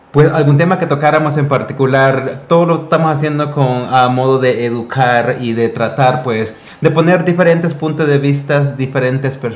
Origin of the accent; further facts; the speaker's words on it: Honduras; soy de Honduras. Y yo llevo eh, un par de años colaborando aquí con mi productor y director Oscar Ochoa.